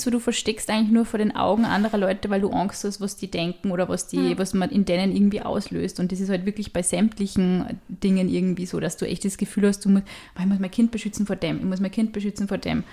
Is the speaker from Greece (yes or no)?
no; Upper Austria, Austria; weil ich heute halt auch aus Oberösterreich bin